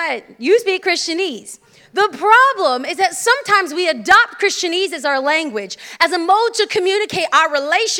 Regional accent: California, United States; I'm from California

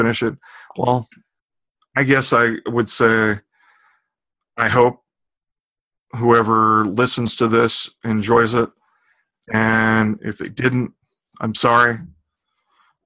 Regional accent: Austin, Texas, United States; Austin for Body Hacks, it's my hometown.

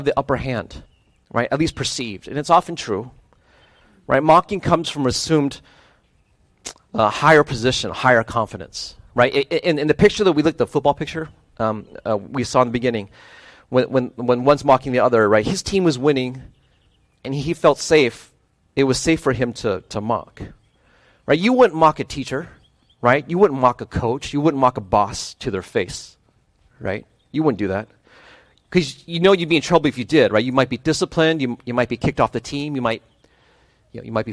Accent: Midwest, United States; moved away; also born or lived in Ohio / Wisconsin / Michigan; I grew up in the Midwest. I spent most of my time in Ohio and Wisconsin, some short stints in Michigan

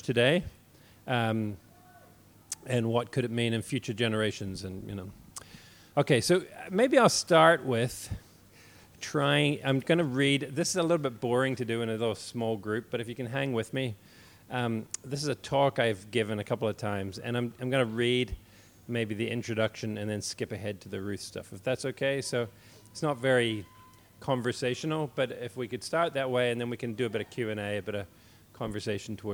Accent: Northern Ireland, United Kingdom; also born or lived in New Zealand / England / East Belfast; I'm a New Zealander who moved here to Northern Ireland in 1984 when I was 9 years old. I've lived here ever since.

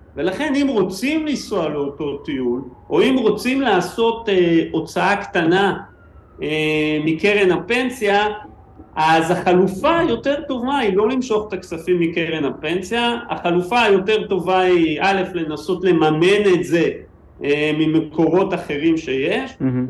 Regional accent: Israel; אנחנו ישראלים

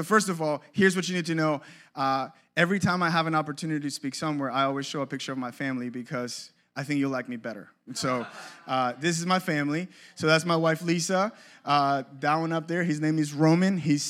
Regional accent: Cape Coral, Florida, United States; But I grew up in Cape Coral.

